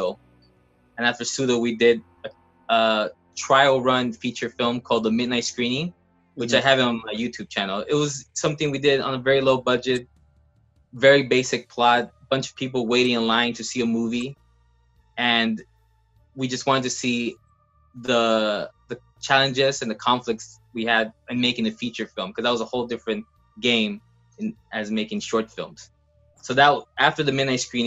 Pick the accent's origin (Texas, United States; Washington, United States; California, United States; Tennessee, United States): California, United States; Los Angeles; I've been here in LA for all my life